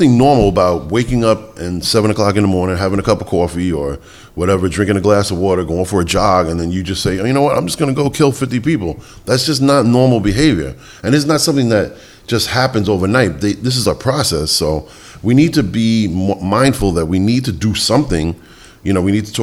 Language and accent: English; New York City, New York, United States; also born or lived in Bronx, New York; I grew up in the Bronx, but was raised in Queens.